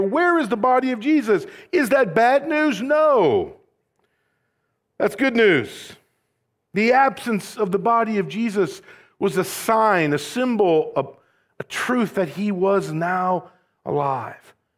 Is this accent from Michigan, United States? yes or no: no; Rockford, Illinois, United States; moved away; also born or lived in Southern California; I'm from Rockford